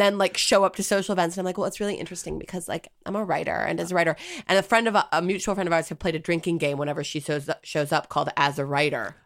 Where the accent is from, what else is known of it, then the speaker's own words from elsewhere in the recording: United States; as an American